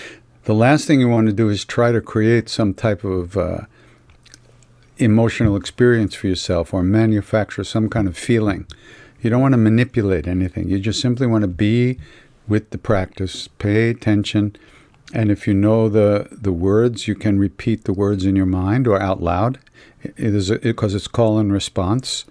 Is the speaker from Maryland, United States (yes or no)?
no; Long Island, New York, United States; I'm from Long Island, you know. I grew up in the 60s